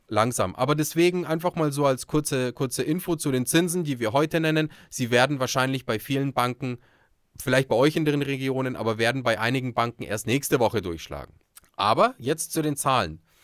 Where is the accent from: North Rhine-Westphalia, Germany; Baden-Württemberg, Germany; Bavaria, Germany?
Bavaria, Germany; bei uns in Bayern